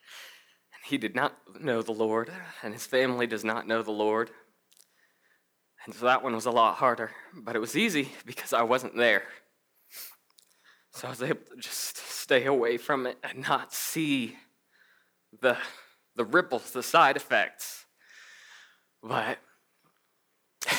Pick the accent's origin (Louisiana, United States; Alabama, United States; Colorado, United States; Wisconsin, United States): Colorado, United States; I'm from Colorado, I work at a bank